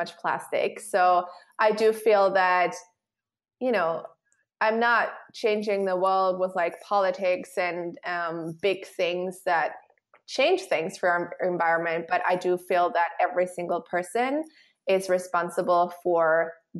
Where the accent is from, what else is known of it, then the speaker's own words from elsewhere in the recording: Switzerland; I'm from Switzerland